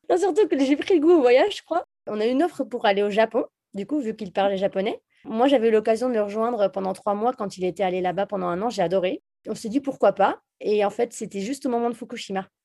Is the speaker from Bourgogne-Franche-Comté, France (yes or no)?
yes; Jura, Bourgogne-Franche-Comté, France; moved away; also born or lived in Bordeaux; je viens du Jura. En fait, on vient les deux du Jura d'ailleurs, euh, de Franche-Comté. Et mes parents avaient une maison de vacances dans le Jura